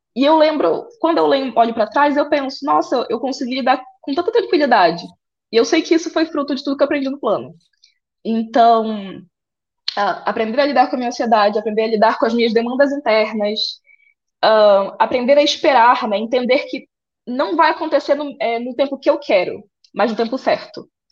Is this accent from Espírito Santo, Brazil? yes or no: no; Santa Isabel do Pará, Pará, Brazil; de São Isabel do Pará, interior do Pará, filha de agricultores é, fui criada no interior